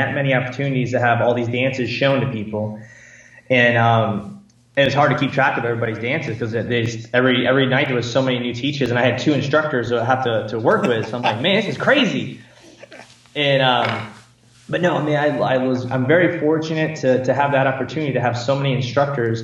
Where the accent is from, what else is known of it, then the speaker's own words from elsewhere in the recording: Watertown, New York, United States; moved away as an adult; where I'm from in upstate New York, Watertown, New York, Syracuse, New York area